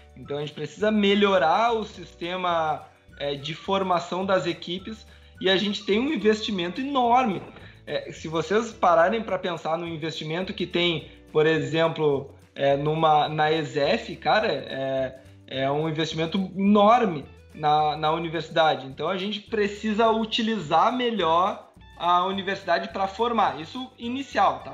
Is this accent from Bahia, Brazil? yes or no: no; São Lourenço do Sul, Rio Grande do Sul, Brazil; Eu sou de São Lourenço